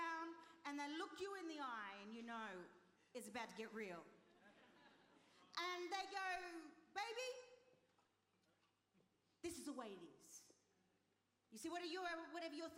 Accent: Australia; also born or lived in Chile (ancestry); now in United Kingdom; Chilean by descent. My parents are Chilean. So I've got the Latino vibe going on. Also, I was born in Australia

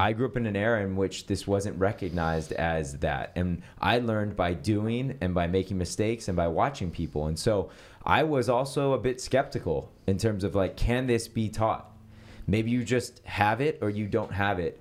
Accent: San Francisco, California, United States; moved away as an adult; now in Los Angeles, United States; I grew up in San Francisco and I grew up a part of the Presbyterian Church.

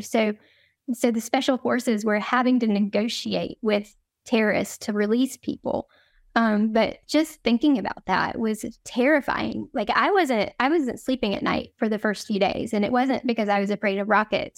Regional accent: North Carolina, United States; moved away as an adult; now in Jerusalem, Israel; one of the few Jewish men in our north, our small North Carolina town

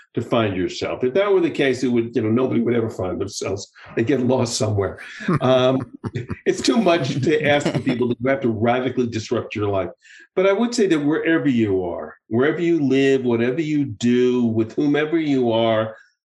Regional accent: United States; now in Israel; having lived abroad for so many years now, you know, I'm still very much of an American, but I'm also, you know, I'm an American

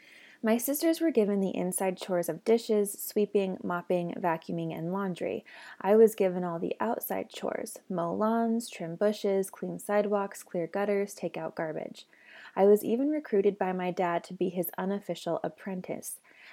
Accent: Spanish Fork, Utah, United States; I was born and raised in the Mormon Church in Spanish Fork, Utah, and was a devout member until I was 29.

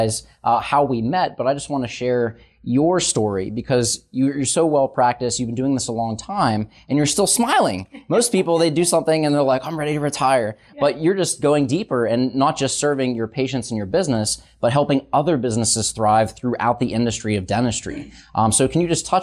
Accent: Wexford, Pennsylvania, United States; here in the wonderful world of Wexford, Pennsylvania, my hometown.

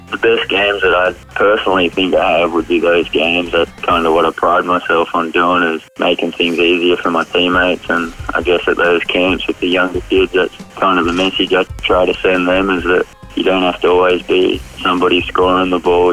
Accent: Horsham, Victoria, Australia; growing up in Horsham, it's just the way we do it.

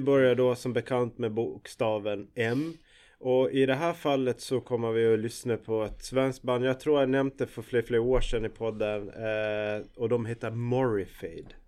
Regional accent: Gotland, Sweden; jag är ju gotlänning som, som de flesta hör

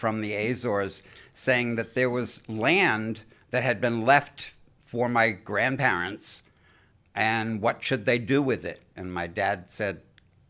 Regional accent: Stonington, Connecticut, United States; also born or lived in Westerly, Rhode Island; I was born in Westerly, Rhode Island, and grew up in Stonington, Connecticut

